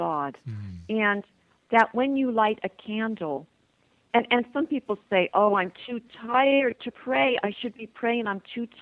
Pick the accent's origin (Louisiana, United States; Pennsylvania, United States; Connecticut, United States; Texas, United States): Pennsylvania, United States; Shamokin; moved away as an adult; also born or lived in Miami, Florida; now in Toronto, Canada; my hometown, Shamokin, Pennsylvania